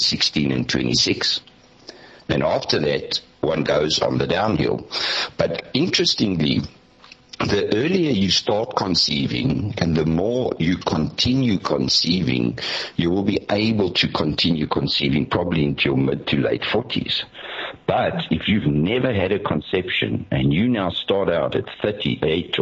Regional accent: Benoni, Gauteng, South Africa; when I grew up in Benoni, my mother had a half-day job

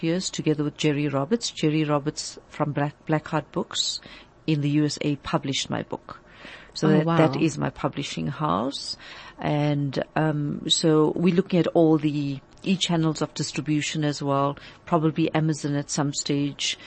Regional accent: South Africa; as South African citizens and global citizens

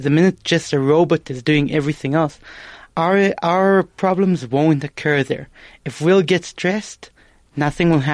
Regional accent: Israel; moved away as an adult; now in South Africa; I was born in Israel to South African parents

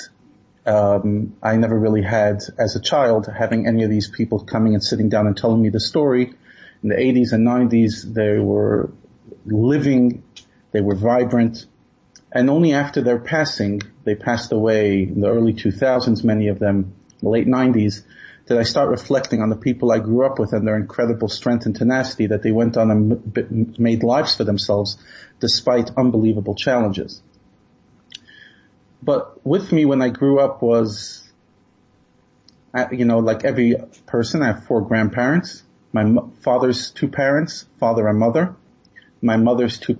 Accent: New York City, New York, United States; I grew up in Brooklyn, and we used to daven in a small shtiebel

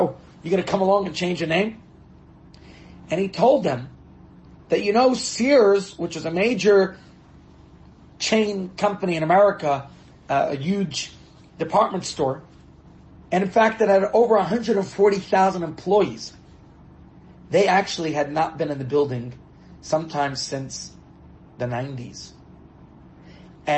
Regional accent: New York, United States; where I was growing up in New York

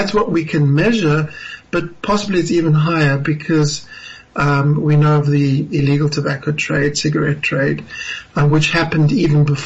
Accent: South Africa; as a South African

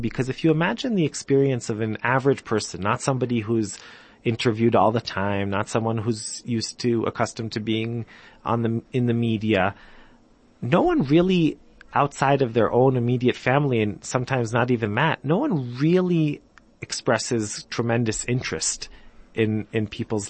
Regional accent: Jerusalem, Jerusalem District, Israel; also born or lived in United States / England; I'm from Jerusalem. I grew up in Jerusalem.

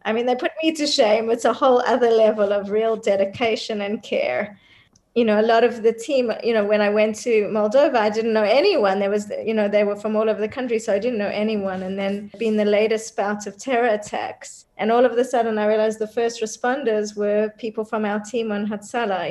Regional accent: Australia; moved away as an adult; also born or lived in South Africa; now in Israel; I was born in South Africa, but I grew up in Australia and then moved to Israel in my 20s.

